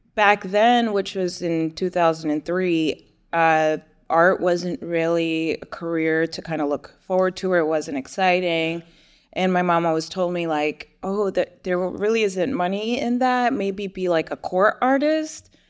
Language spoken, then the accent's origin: English; New Jersey, United States; now in Houston, United States; I was born and raised in New Jersey